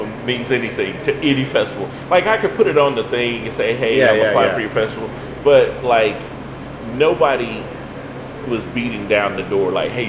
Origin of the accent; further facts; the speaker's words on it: Louisiana, United States; growing up in Louisiana around that diverse background of people made me be able to go into any room and feel like, yeah, I can conversate with this whole room